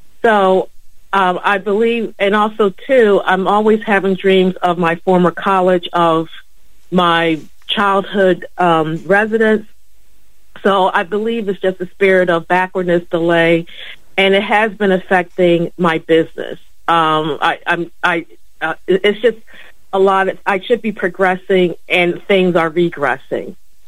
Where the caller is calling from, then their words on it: Philadelphia, Pennsylvania, United States; Hi. Hi, this is … from Philadelphia.